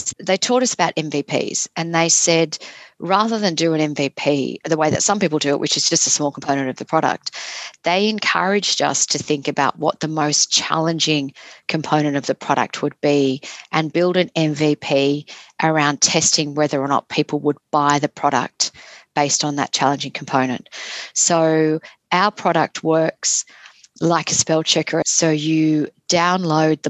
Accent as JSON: {"language": "English", "town": "Sydney", "region": "New South Wales", "country": "Australia", "tie": "born or raised there", "said": "I grew up in Sydney"}